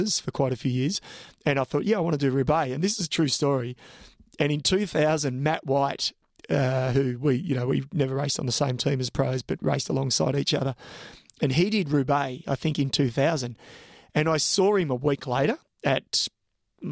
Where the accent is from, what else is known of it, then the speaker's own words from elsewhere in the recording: Australia; I'm an Aussie